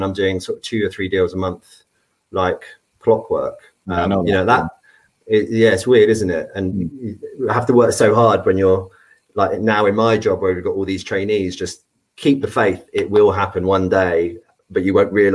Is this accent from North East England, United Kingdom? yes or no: no; Devon, South West England, United Kingdom; moved away; I grew up in Devon.